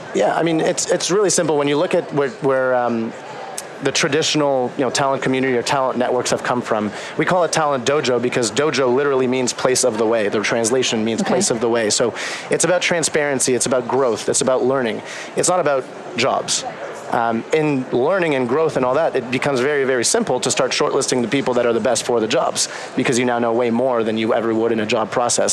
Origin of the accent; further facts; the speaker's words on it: Canada; moved away as an adult; also born or lived in Boston; I'm Canadian